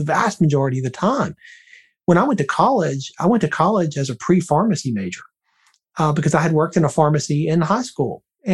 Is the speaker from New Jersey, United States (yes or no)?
no; Birmingham, Alabama, United States; moved away; I'm originally from Birmingham, Alabama. I haven't lived there in a long time, but that's my hometown.